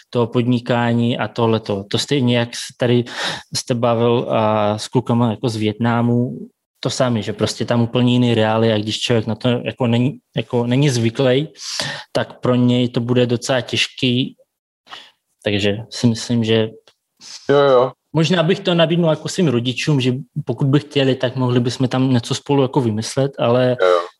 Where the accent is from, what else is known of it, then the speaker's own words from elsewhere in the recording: Siberia, Russia; now in Prague, Czech Republic; Zase zrovna jako moje rodina bude v Moskvě, protože my jsme ze Sibíře, takže je to nějakých 7000 tisíc kilometrů od se.